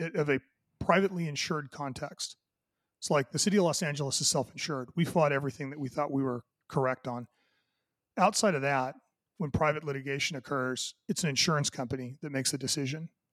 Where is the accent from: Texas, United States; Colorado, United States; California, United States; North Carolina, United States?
California, United States; Southern; I grew up, uh, you know, in Southern California